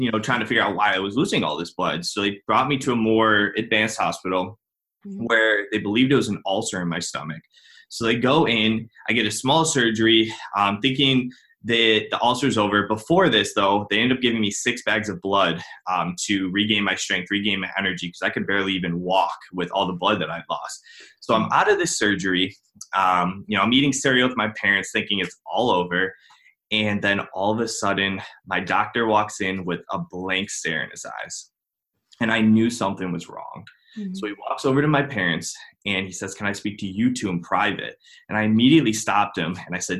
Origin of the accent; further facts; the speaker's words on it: Cleveland, Ohio, United States; I'm from Cleveland, Ohio